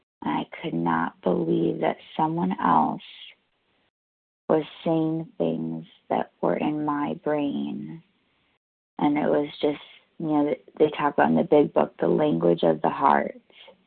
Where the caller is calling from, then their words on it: New York, United States; I'm calling in from New York.